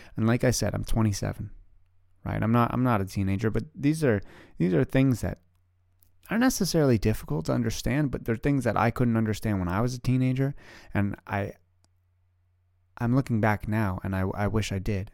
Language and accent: English; Canada; also born or lived in Ottawa, Canada; I live in Ottawa, Canada. I am Canadian